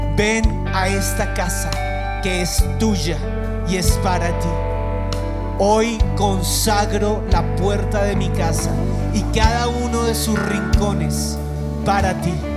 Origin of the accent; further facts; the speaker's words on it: Bogotá, Colombia; Y los que estamos aquí como bogotanos